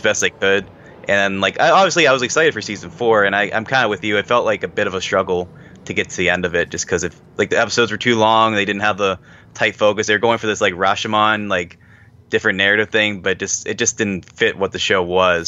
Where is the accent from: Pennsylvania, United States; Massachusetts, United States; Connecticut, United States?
Pennsylvania, United States; Pittsburgh; I'm a man from Pittsburgh, Pennsylvania